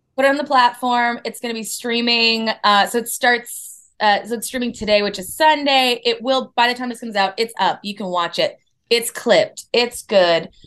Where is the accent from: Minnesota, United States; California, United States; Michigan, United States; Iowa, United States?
Minnesota, United States; Minneapolis; also born or lived in Boston / New York; now in Los Angeles, United States; I'm from Minneapolis